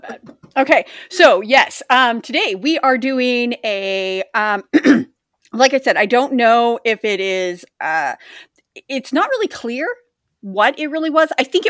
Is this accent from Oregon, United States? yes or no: yes; Oregon, United States; also born or lived in Minnesota / Philadelphia; now in Indiana, United States; I used to have beautiful speech because I was from Oregon and I spoke well.